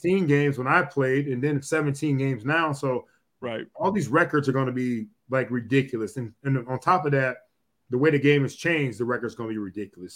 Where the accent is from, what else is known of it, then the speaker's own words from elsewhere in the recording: Cleveland, Ohio, United States; Me, Dez, and Robert Smith are all from Cleveland